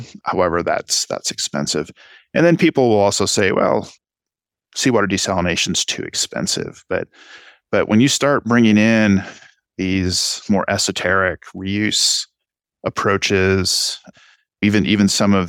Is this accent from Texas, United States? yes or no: yes; Texas, United States; but I'm Texan. I can't help but bring my Texan experience to the table.